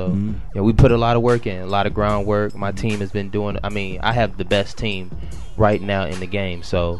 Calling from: Detroit, Michigan, United States; I'm checking in from Detroit City, baby. The West Side, Greenfield, Joy Road. That's me all day.

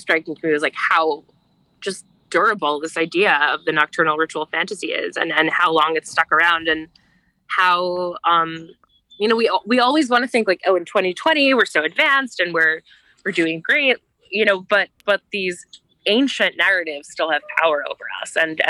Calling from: United Kingdom; Yeah, so I'm calling from the British countryside.

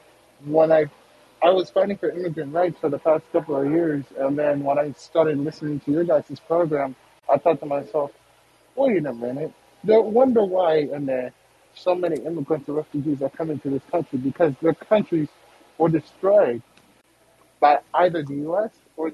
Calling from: Seattle, Washington, United States; I'm coming to you from Seattle, Washington

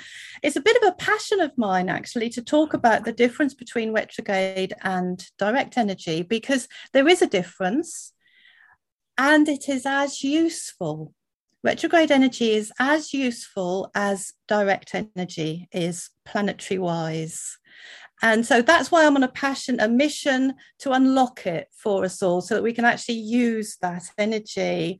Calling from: Wales, United Kingdom; I'm in Wales in the UK, so thank you very much for having me today.

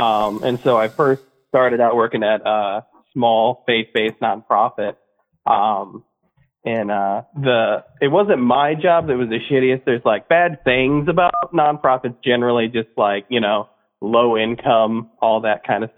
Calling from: Kentucky, United States; I'm calling from Kentucky.

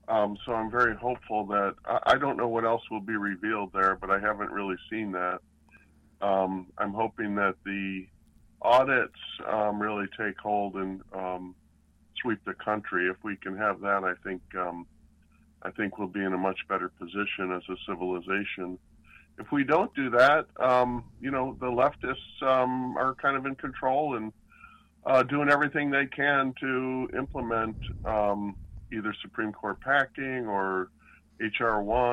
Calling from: Raleigh, North Carolina, United States; I'm in Raleigh.

